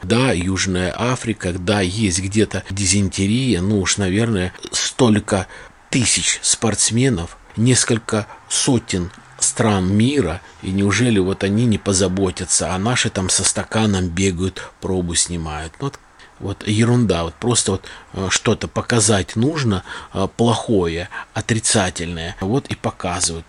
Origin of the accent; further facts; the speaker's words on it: Saratov Oblast, Russia; also born or lived in Balakovo; у нас в Саратове